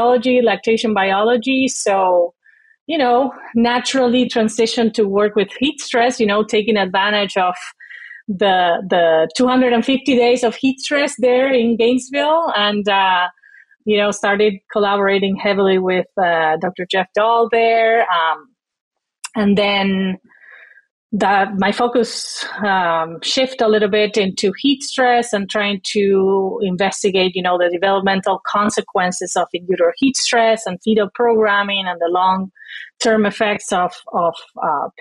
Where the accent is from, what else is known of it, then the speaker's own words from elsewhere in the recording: Uruguay; moved away as an adult; also born or lived in Florida; now in Wisconsin, United States; I am originally from Uruguay, as you said. I was raised more as a city girl than a farm girl